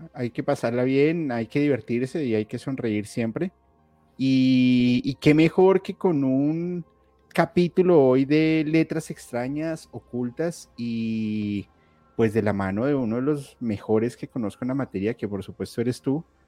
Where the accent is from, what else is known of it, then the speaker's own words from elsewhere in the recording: Colombia; yo soy colombiano